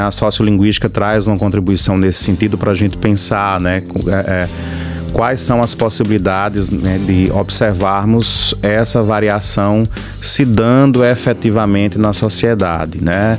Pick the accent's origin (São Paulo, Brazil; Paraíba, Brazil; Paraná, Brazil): Paraíba, Brazil; Campina Grande; moved away as an adult; also born or lived in Ilhéus, Bahia; now in Bahia, Brazil; sou de Campina Grande, na Paraíba. Estou aqui na UESC desde o ano de 2019